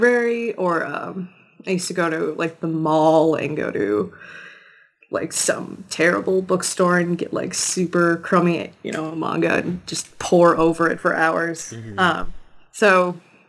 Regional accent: rural Wisconsin town near Minneapolis, United States; I grew up near Minneapolis, but I really spent most of my time in this tiny, tiny rural Wisconsin town right across the border

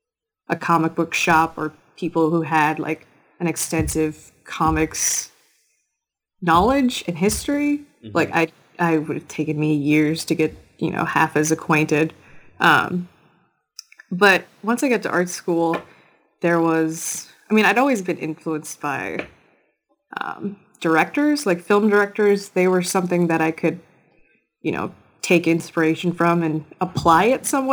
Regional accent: rural Wisconsin town near Minneapolis, United States; I grew up near Minneapolis, but I really spent most of my time in this tiny, tiny rural Wisconsin town right across the border

